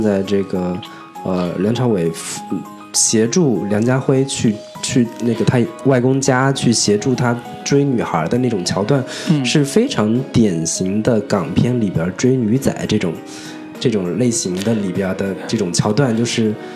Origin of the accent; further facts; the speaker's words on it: Zhejiang, China; 我作为一个浙江人